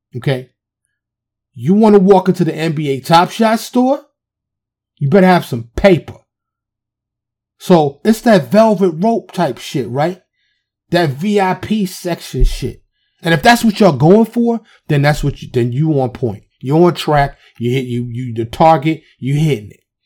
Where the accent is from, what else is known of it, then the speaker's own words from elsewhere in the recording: New York City, New York, United States; I'm from the city. I'm from Harlem